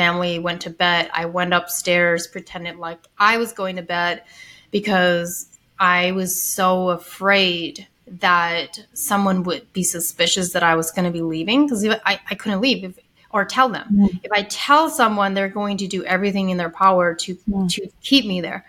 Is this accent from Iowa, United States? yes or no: no; Ohio, United States; I grew up Amish in Ohio, had like the most strict upbringing in the Amish community